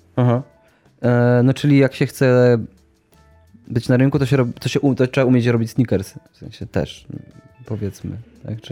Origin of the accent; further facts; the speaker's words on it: Sieraków, Greater Poland, Poland; z mojej miejscowości